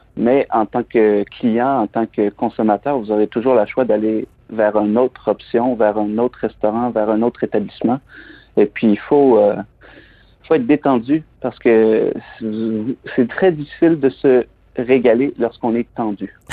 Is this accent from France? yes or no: no; Plessisville, Quebec, Canada; moved away as an adult; also born or lived in Montreal / London; Je suis originaire des Bois-Francs, je suis originaire de la région de Plessisville